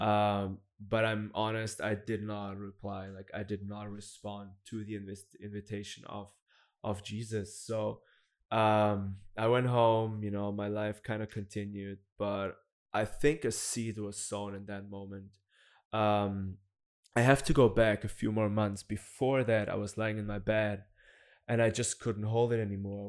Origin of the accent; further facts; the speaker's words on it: Black Forest, Baden-Württemberg, Germany; I'm from Germany. I grew up in, in the Black Forest